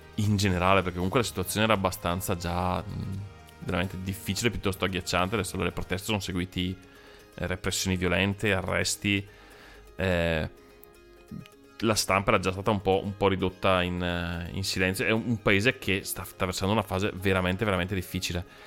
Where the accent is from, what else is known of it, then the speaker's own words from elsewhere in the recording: Brescia, Lombardy, Italy; noi siamo di Brescia